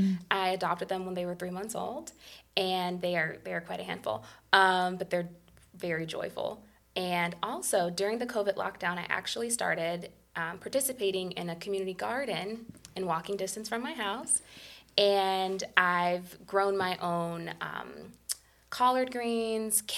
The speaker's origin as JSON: {"language": "English", "town": "Shaker Heights", "region": "Ohio", "country": "United States", "tie": "born or raised there", "lives_now": "South Euclid, United States", "said": "growing up in Shaker, we rented and we experienced an assortment of the rental housing conditions in multifamily units"}